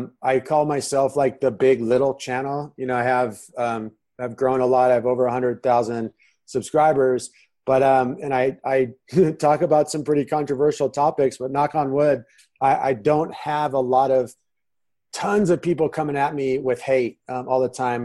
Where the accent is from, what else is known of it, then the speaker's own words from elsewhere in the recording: San Diego, California, United States; moved away as an adult; also born or lived in Manhattan, New York City / Nebraska; now in Phoenix, United States; I'm originally from San Diego. I spent 35 years living there